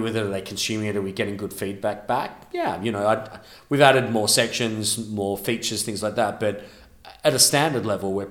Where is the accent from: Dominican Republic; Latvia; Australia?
Australia; Melbourne, Victoria; now in London, United Kingdom; my hometown of Melbourne